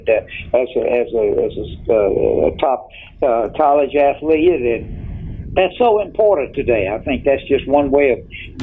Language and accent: English; Cheraw, South Carolina, United States; it's a great place to be from